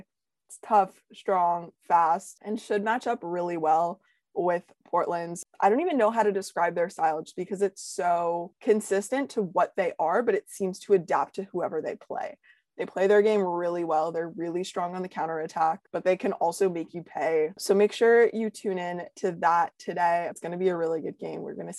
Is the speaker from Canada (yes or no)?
yes; Canada; as a Canadian